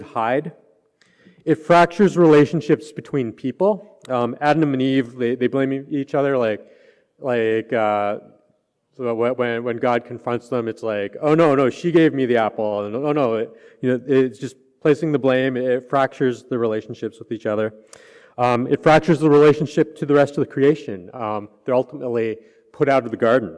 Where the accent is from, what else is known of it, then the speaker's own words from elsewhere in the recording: Canada; moved away; I'm from Canada